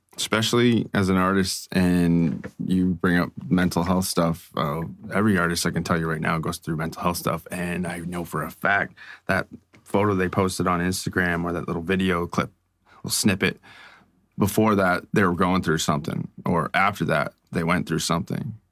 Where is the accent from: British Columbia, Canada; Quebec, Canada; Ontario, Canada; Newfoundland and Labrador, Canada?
Ontario, Canada; Strathroy; now in London, Canada; this small town 'cause I come from Strathroy.